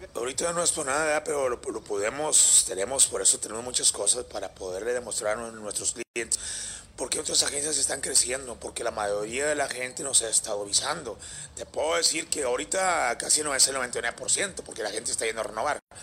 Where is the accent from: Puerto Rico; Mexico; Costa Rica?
Mexico; cómo somos los mexicanos